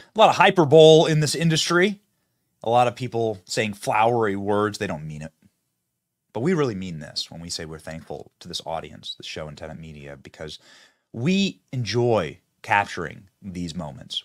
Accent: Cedar Rapids, Iowa, United States; this is my hometown of Cedar Rapids

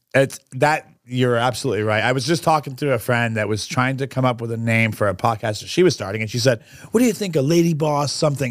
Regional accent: New York, United States; now in Orlando, United States; I'm from New York

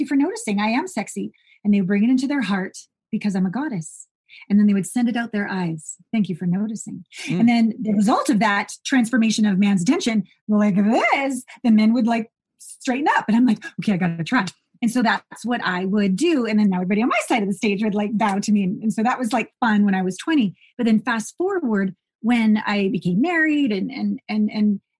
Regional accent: Canada; growing up in Canada

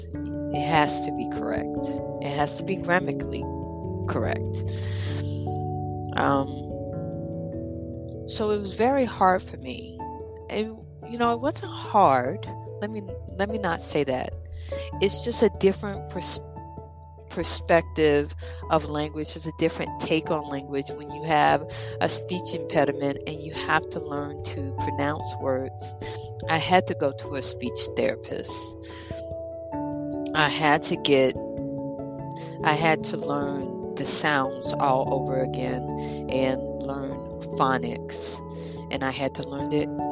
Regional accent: the South, United States; accent: Ebonics; first language English; I was born, of course, and raised in the U.S., and I have never lived in another country

